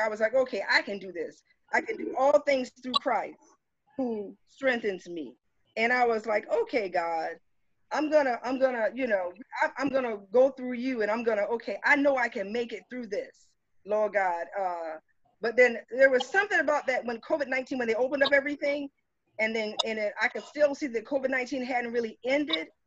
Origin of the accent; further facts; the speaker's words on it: Cottageville, South Carolina, United States; moved away as an adult; I'm originally from Cottageville, South Carolina. I come from uh-huh. Route One Box 439. It's a it's a dirt road